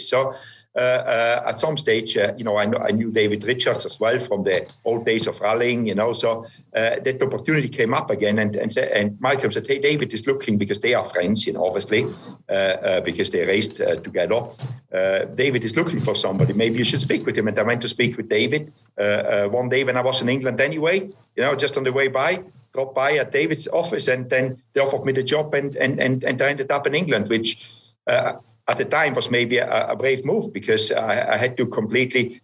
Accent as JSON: {"language": "English", "town": "Merano", "region": "Trentino-Alto Adige", "country": "Italy", "tie": "born or raised there", "said": "my hometown is is Merano"}